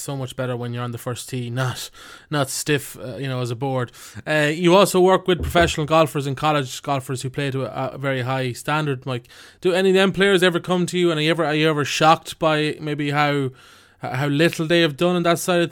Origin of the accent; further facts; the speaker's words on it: Ireland; as an Irishman